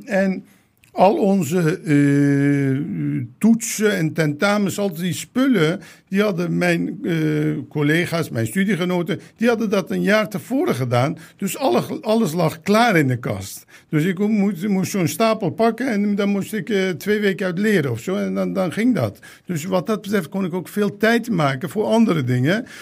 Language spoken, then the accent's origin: Dutch; 's-Hertogenbosch, North Brabant, Netherlands; Dutch is a second language; moved away as an adult; also born or lived in Turkey / The Hague; ik ben in Den Bosch opgegroeid